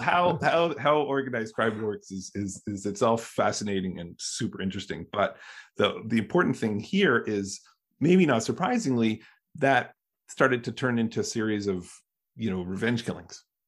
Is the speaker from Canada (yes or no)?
yes; Canada; now in United States; I'm Canadian. I grew up Canadian